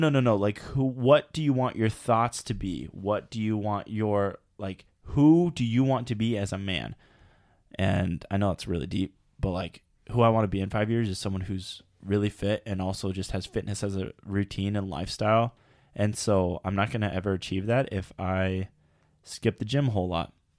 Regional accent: United States; we're American

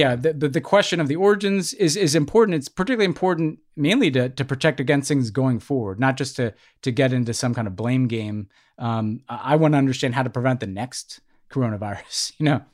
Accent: United States; the two most important identities to me growing up were, I'm an American

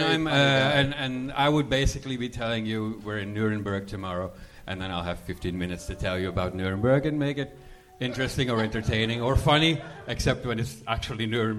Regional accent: Belgium; English is a second language; moved away; I'm from Belgium.

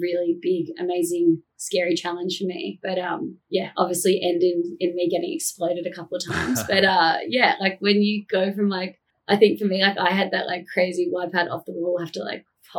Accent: Narrabeen, New South Wales, Australia; I'm from Narrabeen

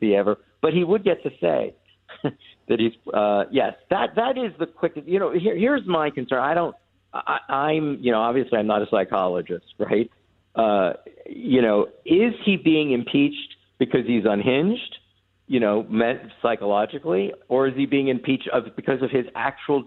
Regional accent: United States; as an American

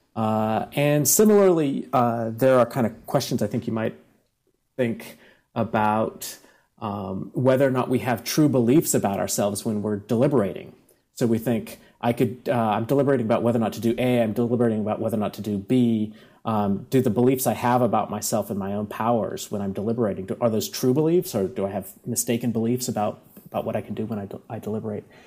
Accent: Bakersfield, California, United States; now in San Diego, United States; we all went to high school at the same time, and uh, from from this little Central Valley town.

